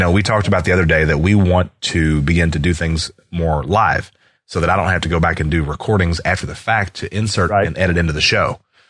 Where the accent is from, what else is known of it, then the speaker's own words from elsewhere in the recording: Louisville, Kentucky, United States; I am from Louisville, Kentucky, and Ali has been an institution in this town since before I was born.